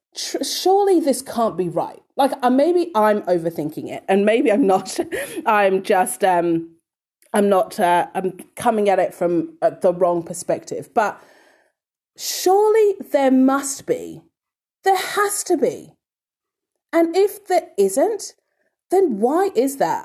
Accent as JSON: {"language": "English", "region": "London", "country": "United Kingdom", "tie": "born or raised there", "moved": "yes", "lives_now": "Australia", "said": "born and bred in London"}